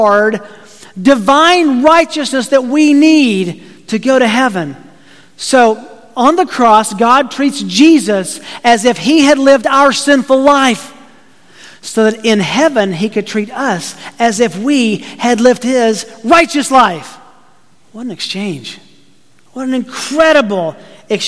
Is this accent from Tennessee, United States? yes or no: yes; Tennessee, United States; I grew up in Tennessee